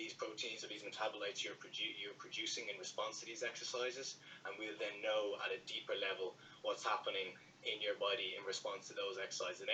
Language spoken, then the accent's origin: English; Dublin, Leinster, Ireland; I'm from Castleknock in Dublin, I'm 26 years of age